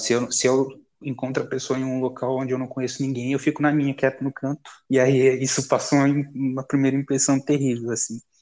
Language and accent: Portuguese; Carapicuíba, São Paulo, Brazil; eu sou de Carapicuíba